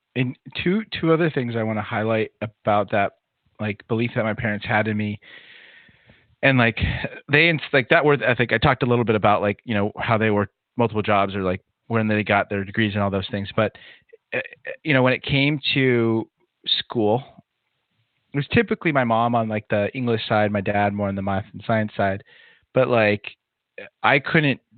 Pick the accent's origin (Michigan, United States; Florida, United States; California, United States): California, United States; Southern; I grew up in Southern California